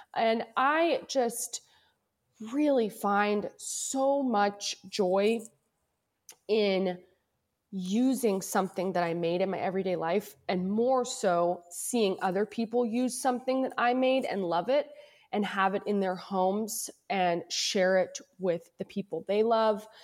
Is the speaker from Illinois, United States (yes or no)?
no; Louisville, Kentucky, United States; born or raised there; moved away as an adult; also born or lived in Cincinnati, Ohio; now in Northern California, United States